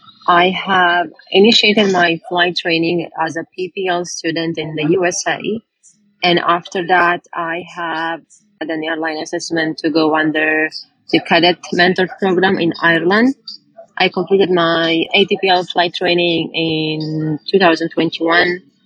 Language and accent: English; northern Italy, Italy; I'm from Northern Italy.